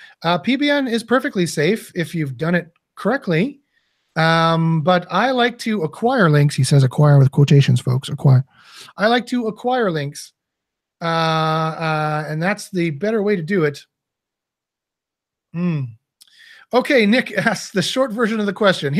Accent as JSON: {"language": "English", "country": "Canada", "said": "I'm Canadian"}